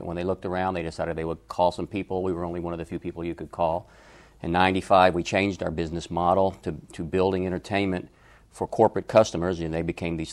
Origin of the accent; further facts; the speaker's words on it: Atlanta, Georgia, United States; moved away; also born or lived in Los Angeles; I was raised in Atlanta